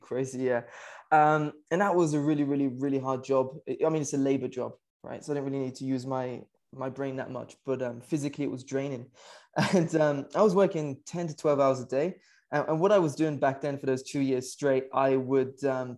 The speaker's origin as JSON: {"language": "English", "country": "United Kingdom", "moved": "yes", "said": "I'm originally from the UK. You can probably tell from the accent"}